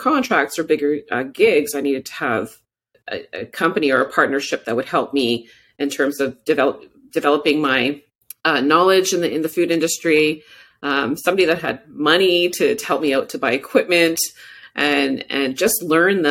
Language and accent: English; Moose Factory, Ontario, Canada; also born or lived in Cochrane, Ontario; Northern Ontario, deep Northern Ontario woods, James Bay Coast. I was born in Moose Factory, Ontario